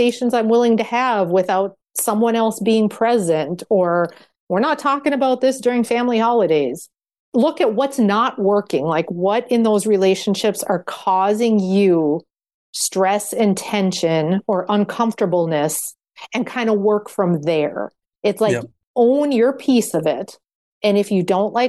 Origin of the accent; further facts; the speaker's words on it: Minnesota, United States; I come from the Minnesota Nice framework